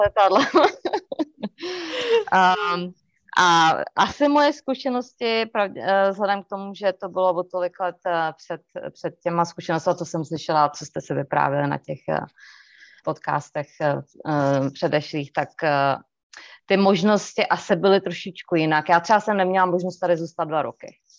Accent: Czechia; moved away as an adult; now in North Carolina, United States; je to naše řeč, že jo, prostě já jsem se tam narodila

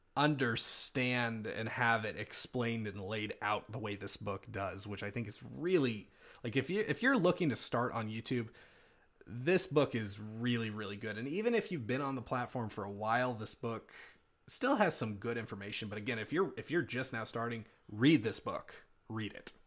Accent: North Carolina, United States; I am also from North Carolina

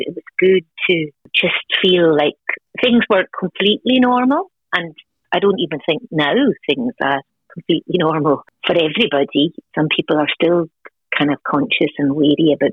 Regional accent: Outer Hebrides, Scotland, United Kingdom; moved away as an adult; now in Wexford, Ireland; I'm originally from the Outer Hebrides off the northwest coast of Scotland. So I grew up what we'd call in a crofting community

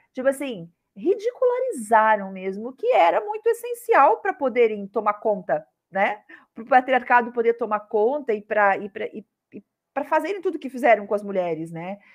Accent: Curitiba, Paraná, Brazil; moved away as an adult; now in Rio de Janeiro, Brazil; Eu sou curitibana, sou do sul aí que nem você e vim morar no Rio de Janeiro

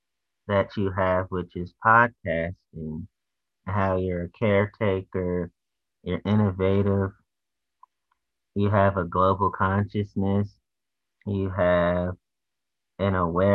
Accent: Washington, District of Columbia, United States; But I'm from Washington, D.C.

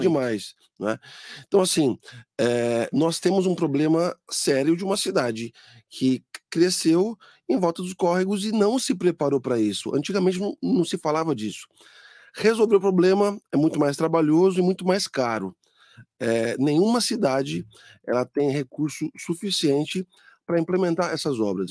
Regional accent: Mogi das Cruzes, São Paulo, Brazil; Eu lembro quando eu era criança, ali na 1 de setembro

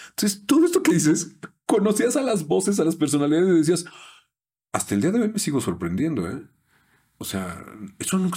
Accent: Yucatán, Mexico; Bueno, lo que pasa es que soy del norte de Yucatán.

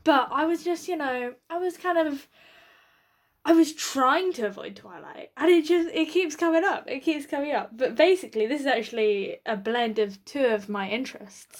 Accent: United Kingdom; as a British audience

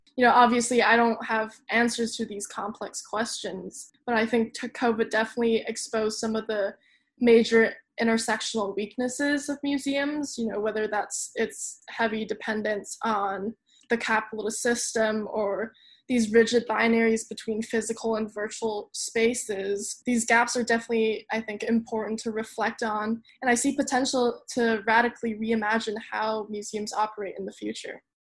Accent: Hong Kong; moved away as an adult; also born or lived in Claremont, United States; Hong Kong, which is my hometown

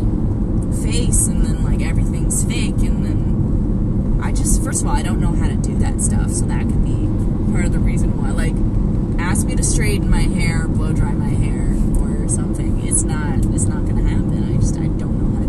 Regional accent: Toronto, Ontario, Canada; we grew up in Scarborough

